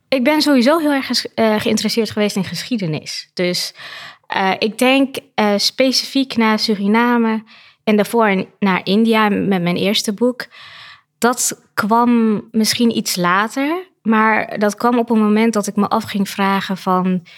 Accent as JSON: {"language": "Dutch", "country": "Netherlands", "tie": "born or raised there", "said": "ik ben hier opgegroeid, dus ik zie het vanuit de Nederlandse bril op school"}